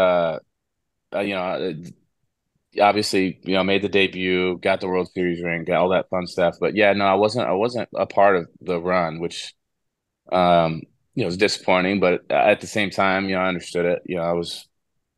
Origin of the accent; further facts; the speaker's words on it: Houston, Texas, United States; growing up in Houston, as an Astros fan